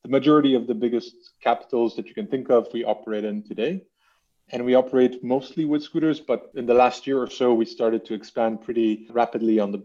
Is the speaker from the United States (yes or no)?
no; Lebanon; now in Amsterdam, Netherlands; I'm actually from Lebanon originally, and I've lived in various countries, and today Amsterdam is home.